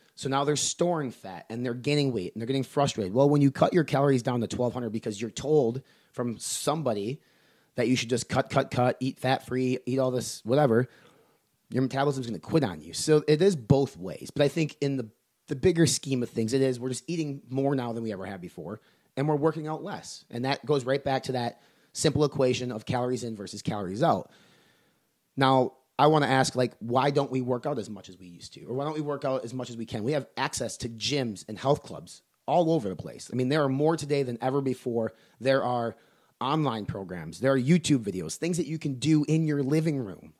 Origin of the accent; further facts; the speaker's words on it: Medford, Wisconsin, United States; moved away; in my hometown, the four thousand people, a town of Medford, Wisconsin, a farming community